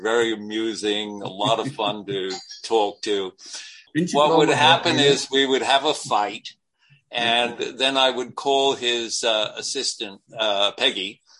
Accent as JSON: {"language": "English", "region": "New England", "country": "United States", "said": "I come from New England. I know this philosophy."}